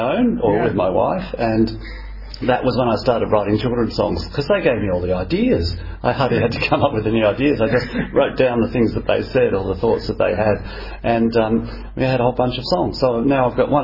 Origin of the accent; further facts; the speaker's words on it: Australia; as an Australian, I had a lot of ancestors that came out as convicts